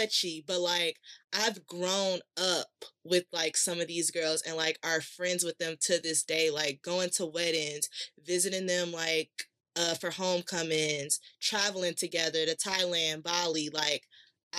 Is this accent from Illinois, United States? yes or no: yes; Chicago, Illinois, United States; straight out of Chicago, South Side, city, no suburbs